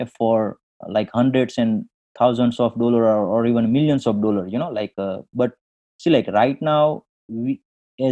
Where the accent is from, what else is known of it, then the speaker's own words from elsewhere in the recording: India; moved away as an adult; now in Detroit, United States; I born and brought up in India, but I moved to the USA in 2001.